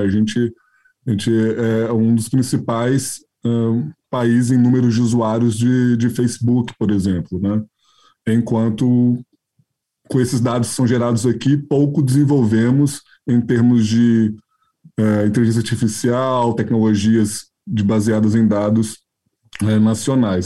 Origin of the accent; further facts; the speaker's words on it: Minas Gerais, Brazil; como um bom mineiro